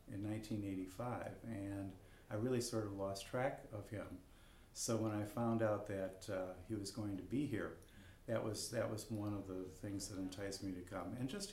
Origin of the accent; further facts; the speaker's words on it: Chicago, Illinois, United States; also born or lived in Palm Springs, California; I'm from Chicago, Illinois. Although now I spend my winters in Palm Springs, California.